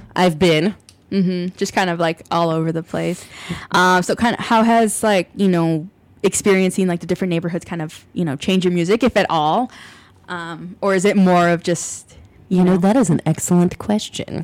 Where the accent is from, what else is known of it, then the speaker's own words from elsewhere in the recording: Ann Arbor, Michigan, United States; moved away as an adult; now in Chicago, United States; I am from Ann Arbor, Michigan originally